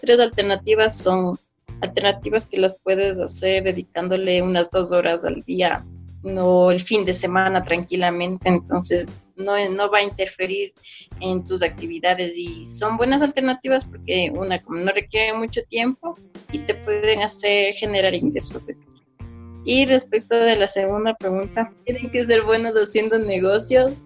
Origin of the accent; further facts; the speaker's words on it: Ecuador; yo soy de Ecuador